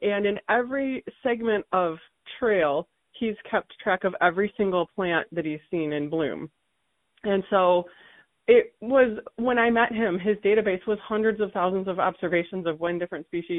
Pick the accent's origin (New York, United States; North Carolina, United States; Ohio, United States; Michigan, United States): Michigan, United States; now in Tucson, United States; I grew up in Michigan